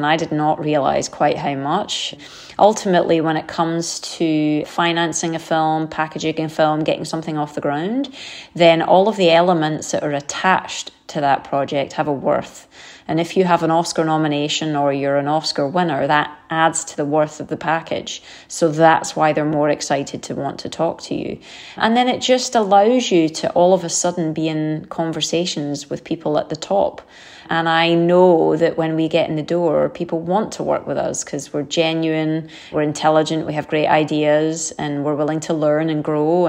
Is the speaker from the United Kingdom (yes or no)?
yes; United Kingdom; told from the perspective of a German who we have always seen to be the enemy growing up, you know, as a Brit